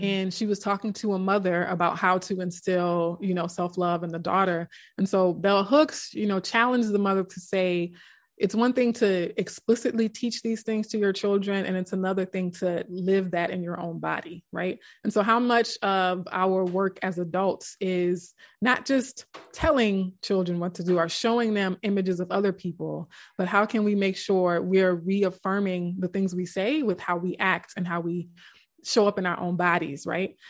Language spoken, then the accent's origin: English; South Louisiana, United States; we grew up in South Louisiana